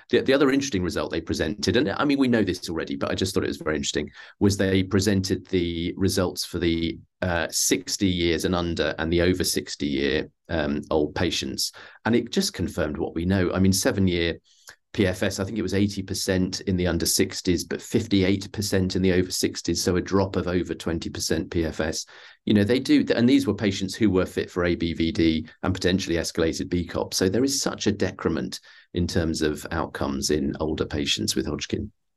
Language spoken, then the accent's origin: English; United Kingdom; I'm a Brit